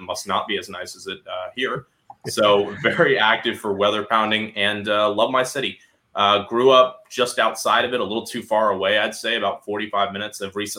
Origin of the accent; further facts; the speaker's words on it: South Florida, United States; we're both from South Florida